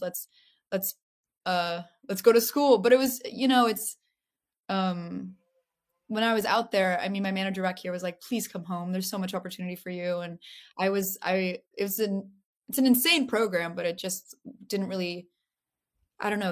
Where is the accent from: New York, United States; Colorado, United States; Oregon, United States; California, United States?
California, United States; Los Angeles; I have my whole my own relationship to LA than uh, since I grew up here